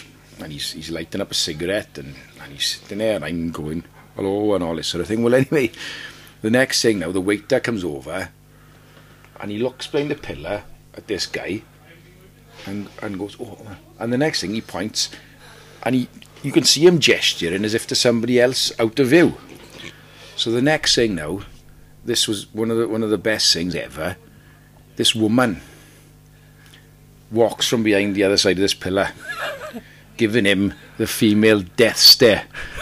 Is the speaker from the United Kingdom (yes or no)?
yes; Wales, United Kingdom; accent: Welsh; I'm in Tunisia from Wales